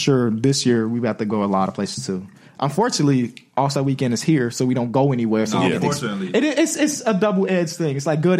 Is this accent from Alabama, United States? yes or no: no; Chicago, Illinois, United States; Because though we are from Chicago